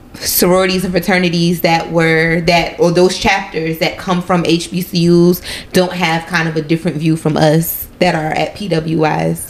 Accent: Minnesota, United States; I'm a girl from Minnesota.

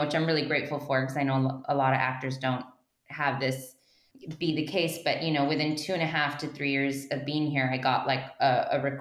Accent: Mission, Texas, United States; I'm from Mission, Texas

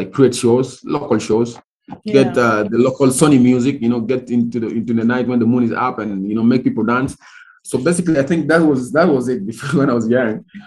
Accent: South Sudan; I come from the Republic of South Sudan, of course, from East Africa

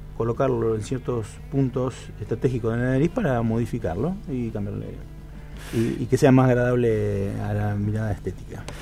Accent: San José de la Esquina, Santa Fe, Argentina; soy un pueblo San José de la Esquina, 8.000 habitantes vida de pueblo

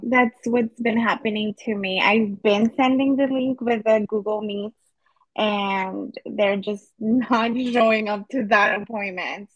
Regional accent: El Paso, Texas, United States; I was born and raised in El Paso, Texas

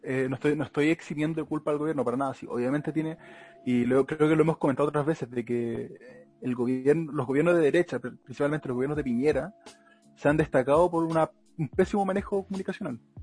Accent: Melipilla, Santiago Metropolitan Region, Chile; los que somos de Melipilla

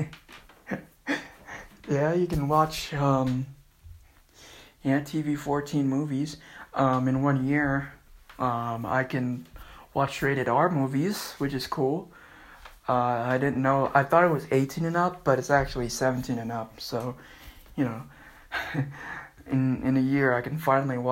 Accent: Antelope Valley, California, United States; born or raised there; also born or lived in Panorama City, Los Angeles, California

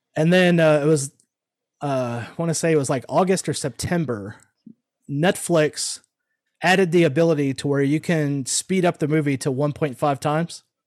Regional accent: Omaha, Nebraska, United States; now in Houston, United States; I was born in Omaha, Nebraska, so I'm one of those damn Yankees that came down here, moved, and then stayed

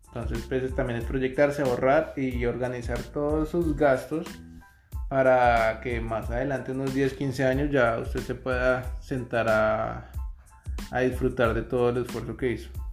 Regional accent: Bogotá, Colombia; moved away as an adult; now in Canada; Somos de Bogotá, Colombia

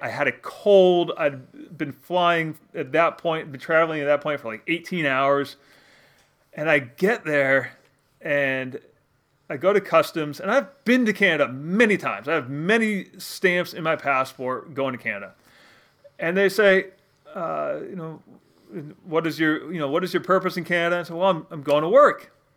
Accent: Connecticut, United States; moved away as an adult; now in Maine, United States; I grew up in Connecticut for the most part, uh, you know, about two hundred fifty miles south of where I live now

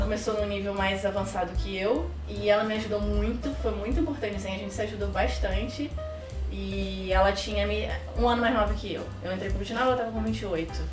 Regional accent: Rio de Janeiro, Brazil; accent: carioca; moved away as an adult; now in Canada; Eu sou carioca da Gema

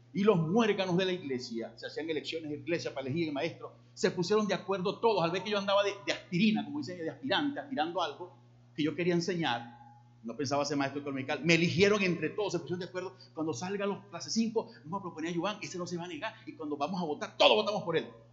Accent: Llanero, Los Llanos, Venezuela; me decían … porque hablaba demasiado rápido como buen llanero

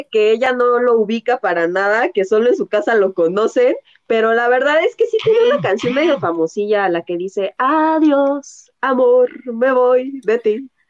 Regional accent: Mexico; yo soy más mexicana que el mole, caray.

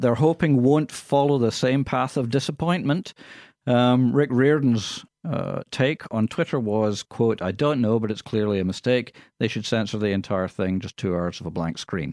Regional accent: Scotland, United Kingdom; accent: Scottish; now in Australia; people would say, "Where's that accent from?" And I would say, "From Scotland."

